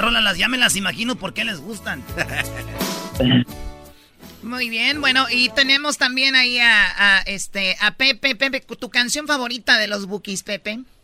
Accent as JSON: {"language": "Spanish", "region": "Michoacán", "country": "Mexico", "said": "Soy de Michoacán, aquí somos bien rápidos"}